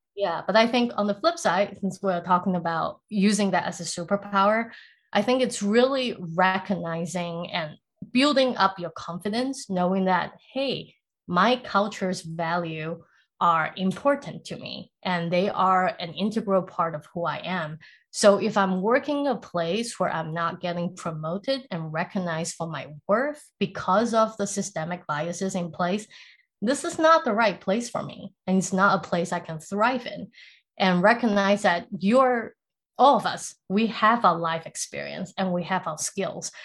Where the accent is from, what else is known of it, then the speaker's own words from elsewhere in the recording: Singapore; also born or lived in Taiwan / South Africa; now in United States; I grew up in Singapore